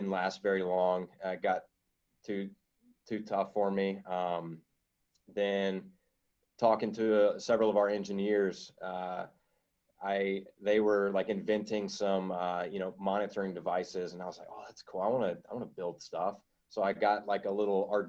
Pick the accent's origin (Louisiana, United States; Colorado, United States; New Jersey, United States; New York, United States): Louisiana, United States; I'm some guy from Louisiana